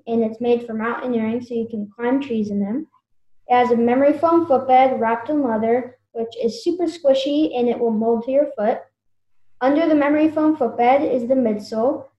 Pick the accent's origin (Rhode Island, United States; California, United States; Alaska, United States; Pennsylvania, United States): California, United States; Napa Valley; I grew up in Napa Valley, California. I'm still here